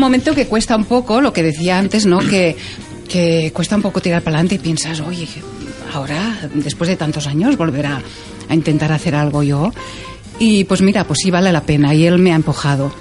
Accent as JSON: {"language": "Spanish", "town": "Terrassa", "region": "Catalonia", "country": "Spain", "tie": "born or raised there", "first_language": "Catalan", "second_language": "Spanish", "said": "en los conciertos en Tarrasa, que es de donde soy y donde he vivido siempre"}